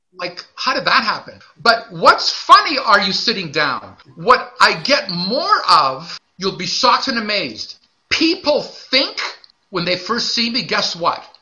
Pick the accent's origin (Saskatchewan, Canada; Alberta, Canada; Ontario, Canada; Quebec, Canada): Quebec, Canada; Montreal; I'm also from Montreal.